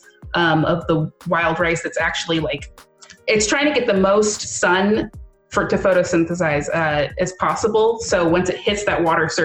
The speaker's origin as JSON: {"language": "English", "region": "North Carolina", "country": "United States", "moved": "as an adult", "lives_now": "Wisconsin, United States", "said": "I'm from the Lumbee Tribe of North Carolina. I came to Wisconsin at the beginning of 2018"}